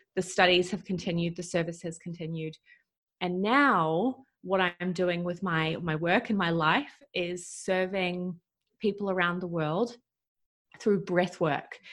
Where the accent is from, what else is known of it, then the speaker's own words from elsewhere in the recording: New Zealand; moved away as an adult; I'm from New Zealand. I have been traveling around the world for the last five plus years, living a nomadic lifestyle.